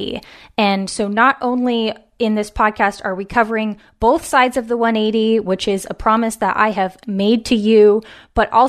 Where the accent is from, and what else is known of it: West Coast, United States; born or raised there